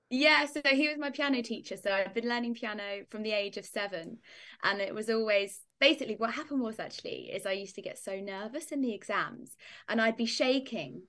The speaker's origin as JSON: {"language": "English", "area": "Northamptonshire", "region": "East Midlands", "country": "United Kingdom", "said": "I come from Northamptonshire in the U K. It's like, um, in the middle of England is how I describe it"}